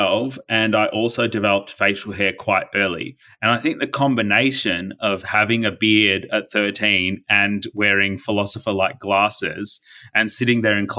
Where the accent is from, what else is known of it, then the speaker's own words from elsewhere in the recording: Delhi, India; born there; And then I was born just outside of Delhi, New Delhi in India.